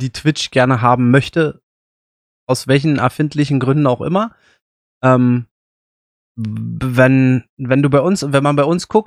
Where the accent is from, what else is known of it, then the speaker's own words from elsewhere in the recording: Berlin, Germany; ich komme aus Berlin, ähm, wissen auch ungefähr, in welchem Stadtteil ich wohne.